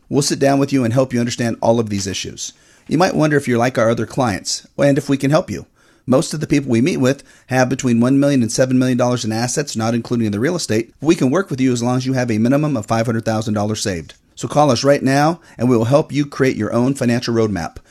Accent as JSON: {"language": "English", "town": "Fair Oaks", "region": "California", "country": "United States", "tie": "born or raised there", "also_born_or_lived": "Roseville, California", "said": "I was raised in Fair Oaks, born in Roseville"}